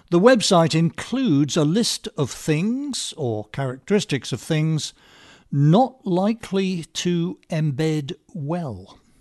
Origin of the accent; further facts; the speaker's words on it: England, United Kingdom; moved away as an adult; now in United States; I was raised in England